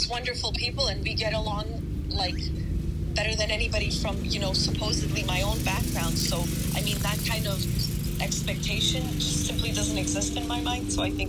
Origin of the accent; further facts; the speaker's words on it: Canada; also born or lived in Poland / Germany; I was born in Poland. I lived in Germany, and I learned, and I was in German and Ukrainian culture at the same time. Then in Canada with, like, you know, grew up with a lot of Filipinos at my mom's work.